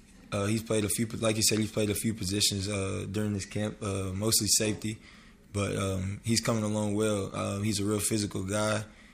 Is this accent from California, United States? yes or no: no; Murfreesboro, Tennessee, United States; moved away as an adult; now in Oklahoma, United States; So I'm originally from West Tennessee, and he's from Mississippi. And when I was about 9, 10, I moved to Murfreesboro, which is in Middle Tennessee